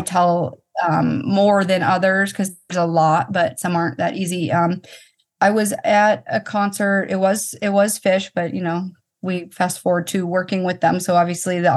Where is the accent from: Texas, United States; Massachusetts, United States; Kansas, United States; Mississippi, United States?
Massachusetts, United States; Boston; I'm from Boston